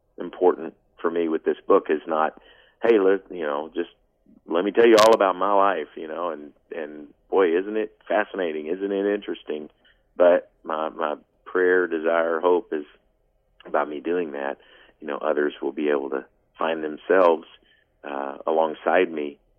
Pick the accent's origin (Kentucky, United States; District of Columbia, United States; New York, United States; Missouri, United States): Kentucky, United States; Paducah; a kid growing up in Paducah, Kentucky